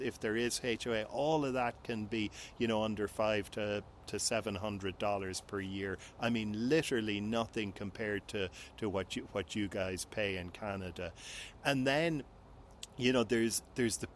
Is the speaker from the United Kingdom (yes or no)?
no; Cork, Munster, Ireland; moved away as an adult; also born or lived in Lisbon, Portugal / Cabo San Lucas, Mexico; I'm on my summer vacations in my hometown of Cork, Ireland.